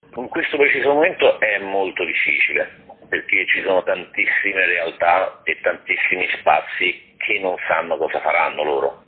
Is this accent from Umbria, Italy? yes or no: no; Rome, Lazio, Italy; io sono nato a Roma, vivo tra Roma e provincia